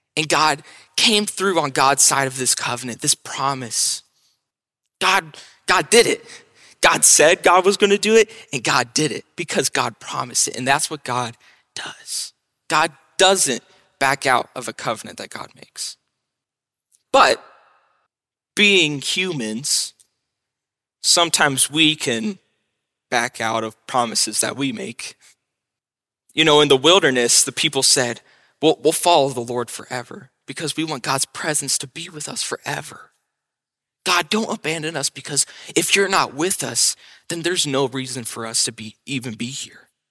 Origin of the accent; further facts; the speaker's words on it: Mount Vernon, Ohio, United States; I'm from Mount Vernon